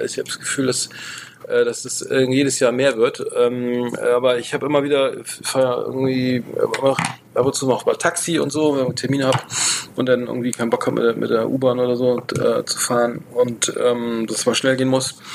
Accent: Bremen, Germany; ich komme aus Bremen

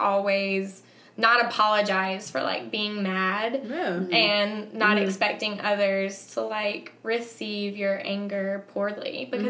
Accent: the South, United States; even though I was raised in the South, my dad was atheist.

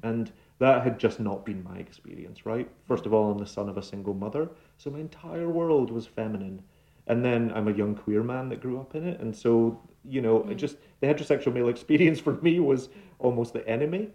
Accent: Glasgow, Scotland, United Kingdom; moved away as an adult; now in New York, United States; my Glaswegian upbringing

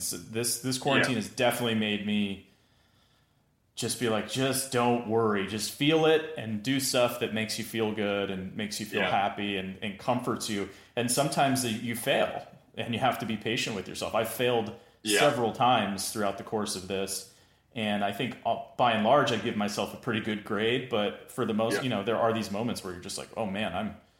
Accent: East Coast, United States; I grew up on the East Coast in a Jewish family, like not religiously Jewish, but culturally Jewish.

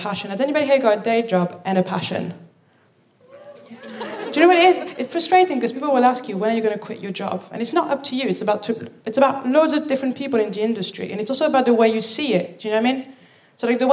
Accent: Paris, Île-de-France, France; also born or lived in Birmingham, United Kingdom; now in London, United Kingdom; I'm from Paris

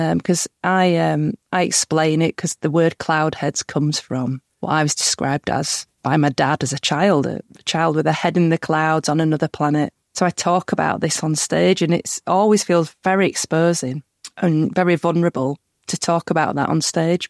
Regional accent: Huddersfield, Yorkshire and the Humber, United Kingdom; growing up in Huddersfield, which is really near Halifax

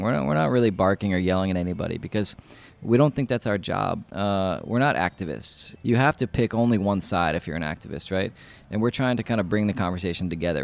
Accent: New York City, New York, United States; moved away as an adult; now in Prague, Czech Republic; I'm from New York City

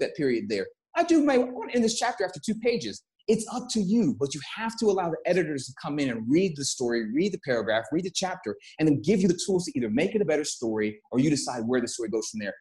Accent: Texas, United States; moved away; I come from Texas

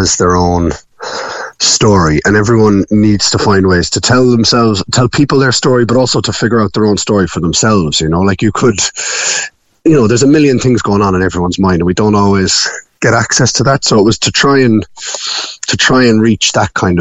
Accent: Passage West, Munster, Ireland; moved away as an adult; also born or lived in Galway / Dublin / London / Catalonia; now in Passage West, Ireland; So I grew up in Passage

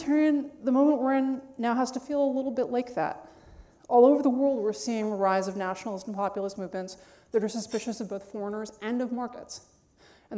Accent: New York City, New York, United States; I grew up on the Upper West Side of Manhattan

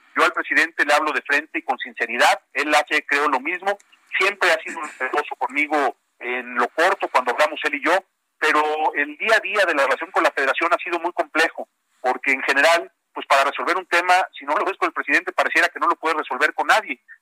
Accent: Jalisco, Mexico; Yo soy caliciense, pero también soy orgullosamente mexicano.

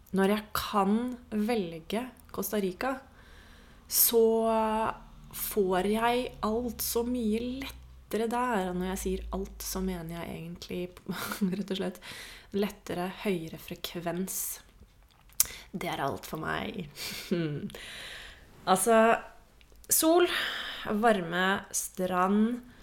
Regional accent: Norway; jeg er jo fra Norge

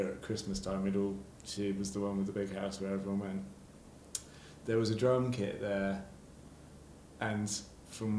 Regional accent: Shrewton, South West England, United Kingdom; now in Brighton, United Kingdom; I grew up in Wiltshire, about a mile from Stonehenge

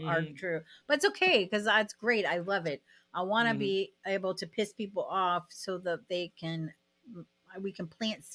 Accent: Sarasota, Florida, United States; moved away as an adult; now in Canada; I'm from Florida. So that should tell you, like, I grew up in a red state

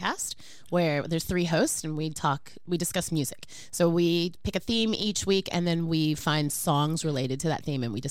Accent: United States; moved away; I am American

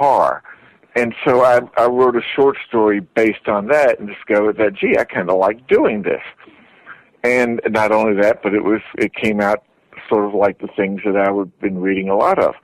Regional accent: Tennessee, United States; I was a kind of growing up in Tennessee

